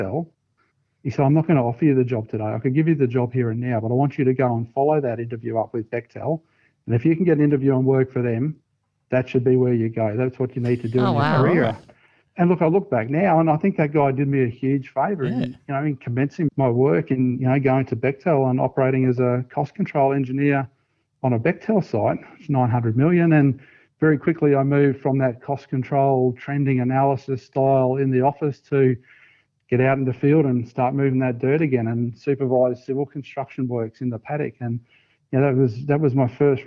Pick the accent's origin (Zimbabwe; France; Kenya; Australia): Australia; Brisbane, Queensland; moved away as an adult; also born or lived in New South Wales; move back to Brisbane and come back home again